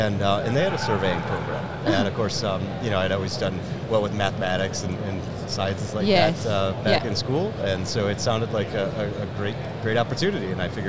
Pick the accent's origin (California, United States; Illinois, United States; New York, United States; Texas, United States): New York, United States; So originally I'm from New York.